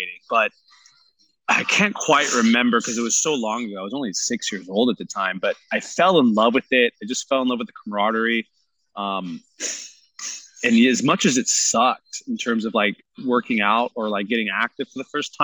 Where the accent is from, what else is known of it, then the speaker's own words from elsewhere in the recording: San Jose, California, United States; I was born and raised here in San Jose